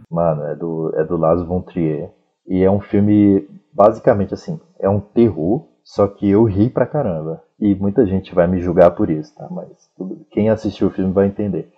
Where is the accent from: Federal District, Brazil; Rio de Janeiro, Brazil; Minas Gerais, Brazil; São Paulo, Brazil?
Federal District, Brazil; Sobradinho II; Eu sou de Sobradinho 2